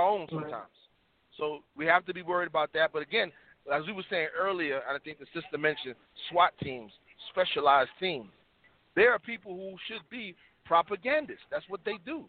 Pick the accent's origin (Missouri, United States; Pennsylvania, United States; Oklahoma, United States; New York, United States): New York, United States; New York City; moved away as an adult; now in the South, United States; I'm from Harlem, South Bronx, New York